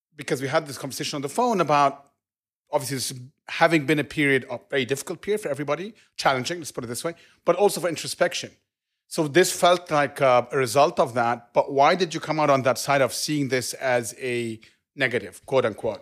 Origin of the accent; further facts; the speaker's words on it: Cairo, Cairo Governorate, Egypt; moved away; I grew up in Cairo all, all my life